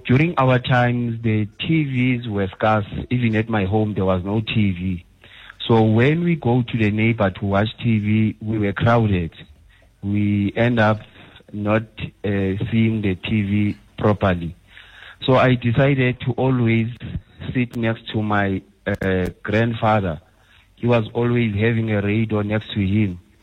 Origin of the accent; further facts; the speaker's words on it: Eastern Cape, South Africa; now in Johannesburg, South Africa; I grew up in the Eastern Cape